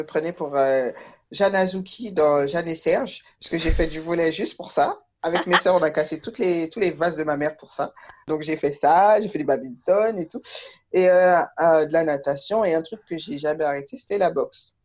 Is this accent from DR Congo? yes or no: no; Taverny, Île-de-France, France; je me suis euh, contentée du, bac euh, littéraire à côté de chez moi, à Taverny